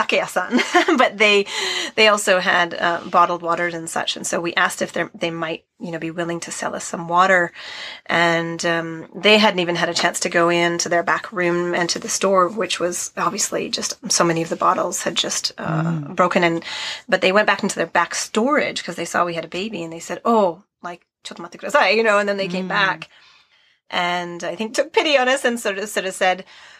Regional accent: Canada; moved away as an adult; also born or lived in Chikuma, Nagano, Japan / Sendai, Japan; we're from Canada

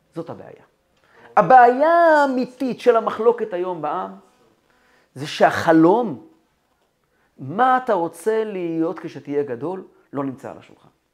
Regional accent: Kfar Chabad, Central District, Israel; ואני גדלתי בכפר חב"ד

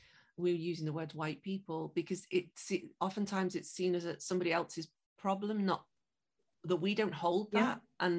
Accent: Liverpool, North West England, United Kingdom; And those ships then went on to my hometown of Liverpool.

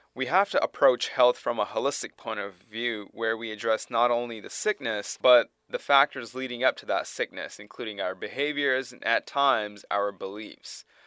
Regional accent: Toronto, Ontario, Canada; moved away; also born or lived in Tennessee; Originally from Toronto, Canada

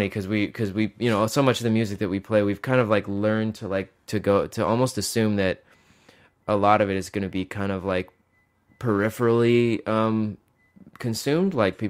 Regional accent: Mississippi, United States; Well, it wasn't from growing up in Mississippi, that's for sure.

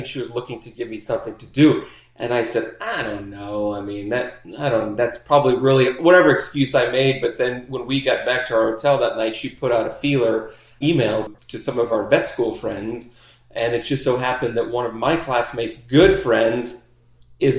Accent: Chicago, Illinois, United States; now in Florida, United States; I grew up in Chicago

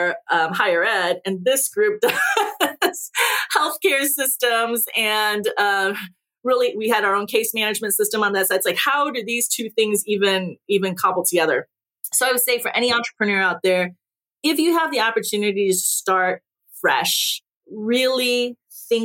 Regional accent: Naperville, Illinois, United States; English is a second language; I went home to Naperville, and I actually ran my old high school route

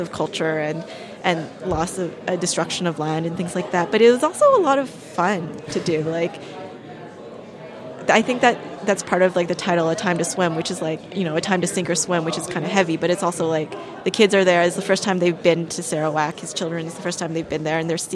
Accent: Canada; my parents left Vietnam and I grew up in Canada

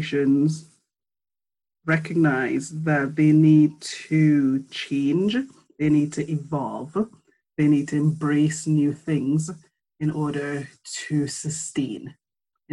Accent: Trinidad & Tobago; moved away as an adult; now in United Kingdom; I'm from Trinidad and Tobago. I've spent my formative years in the Caribbean, went to school there.

